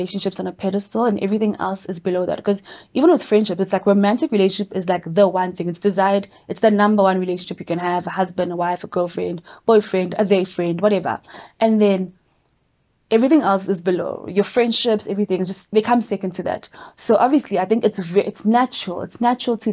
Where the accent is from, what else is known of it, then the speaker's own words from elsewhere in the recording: Durban, KwaZulu-Natal, South Africa; now in Johannesburg, South Africa; what I'm used to from Durban